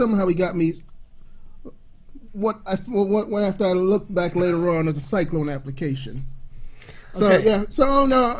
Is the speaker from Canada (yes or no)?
no; Jamaica; also born or lived in Brooklyn, New York / Bronx, New York; now in United States; Born in Jamaica, still a Jamaican citizen.